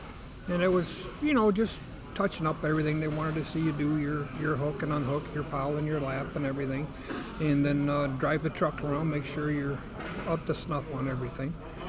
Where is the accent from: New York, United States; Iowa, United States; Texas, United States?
Iowa, United States; Riverdale; From a little town called Riverdale, Iowa.